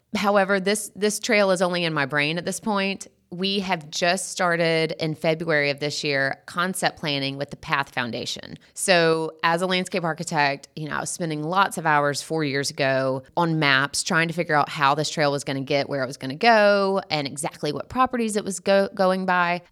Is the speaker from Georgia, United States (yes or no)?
yes; Sandersville, Georgia, United States; moved away as an adult; also born or lived in Athens, Georgia; when I moved from Athens back home to Sandersville